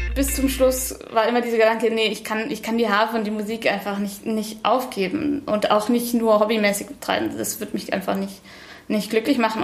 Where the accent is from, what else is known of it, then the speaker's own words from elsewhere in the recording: Bavaria, Germany; also born or lived in Munich; now in Hanover, Germany; Ich bin in München geboren und in Bayern aufgewachsen, in einem ganz kleinen Ort, da am Chiemsee